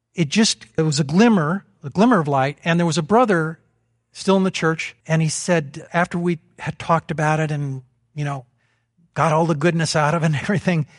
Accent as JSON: {"language": "English", "region": "Vermont", "country": "United States", "said": "we're from Vermont."}